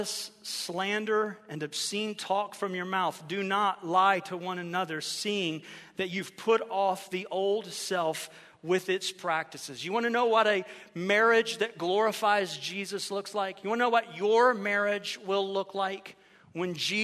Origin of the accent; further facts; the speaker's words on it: Ohio, United States; moved away as an adult; now in Florida, United States; I grew up in Ohio